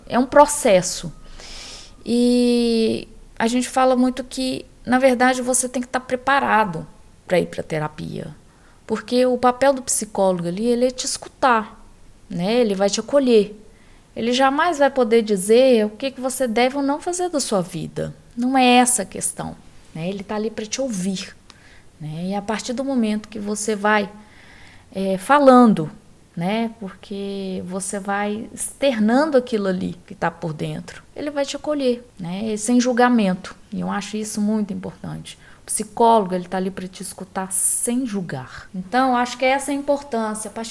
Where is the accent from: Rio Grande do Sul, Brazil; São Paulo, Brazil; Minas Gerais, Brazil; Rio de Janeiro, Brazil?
Minas Gerais, Brazil; Belo Horizonte; Então, eu sou de Belo Horizonte e hoje é, eu faço atendimento presencial e virtual.